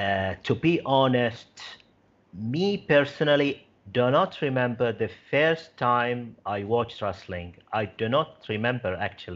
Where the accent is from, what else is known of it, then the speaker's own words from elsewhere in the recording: Bahrain; my home country, Bahrain